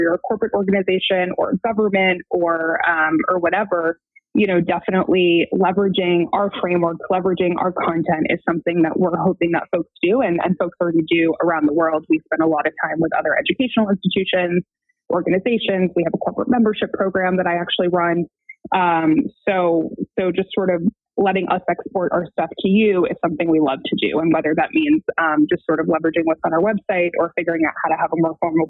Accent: Western Massachusetts, United States; now in Brooklyn, United States; I grew up in Western Massachusetts.

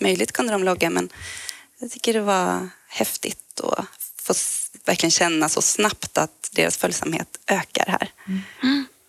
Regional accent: Växjö, Kronoberg County, Sweden; now in Stockholm, Sweden; jag kommer från Växjö, Småland ursprungligen

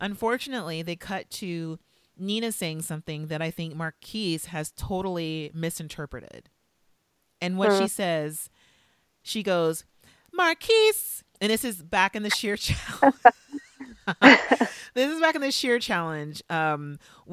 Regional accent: Valencia, California, United States; I grew up near Magic Mountain in Valencia, California.

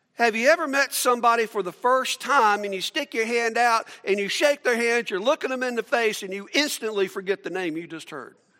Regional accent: Atlanta, Georgia, United States; I grew up in Atlanta

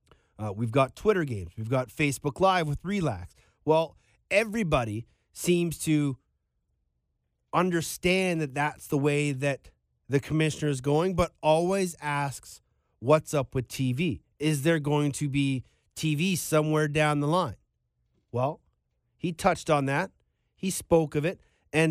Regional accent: Canada; As a Canadian, I would love to be able to turn on TSN or Sportsnet and find a lacrosse game.

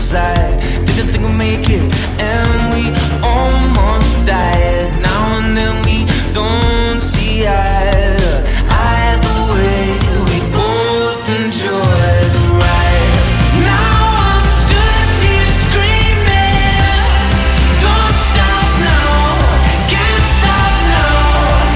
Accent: Pontefract, Yorkshire and the Humber, United Kingdom; I'm from Pontefract

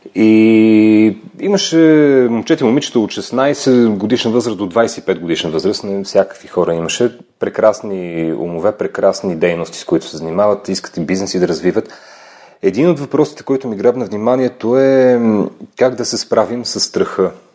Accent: Lom, Montana Province, Bulgaria; moved away; also born or lived in United Kingdom / Belgium / Brazil; момче съм от Лом, там съм роден а, и много си го обичам това място. Всъщност след няколко часа заминавам на там, че ми липсва родния край

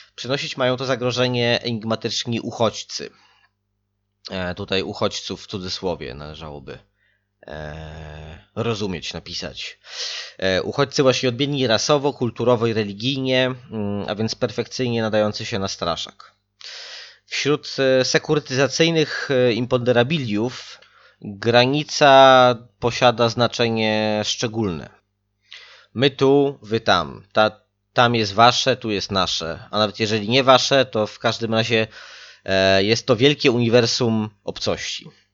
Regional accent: outskirts of Warsaw, Masovian Voivodeship, Poland; Ja sam pochodzę z tego przedpola Warszawy, w sensie nie z Radzymina, ale z takiej wioski jeszcze w obrębie miasta

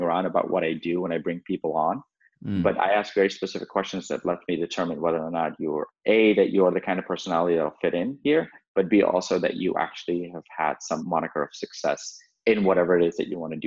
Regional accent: Redondo Beach, California, United States; Growing up in Redondo Beach and like going to Manhattan Beach High School

